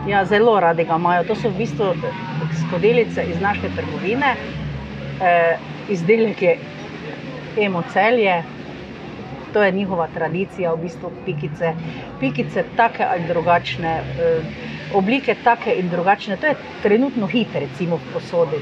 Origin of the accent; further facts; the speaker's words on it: Ormož, Slovenia; moved away as an adult; now in Maribor, Slovenia; prihajam iz Ormoža, oziroma iz okolice Ormoža.